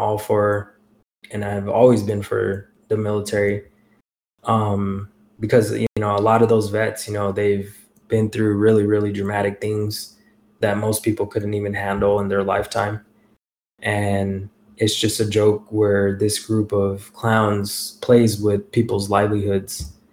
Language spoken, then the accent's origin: English; United States; raised in the United States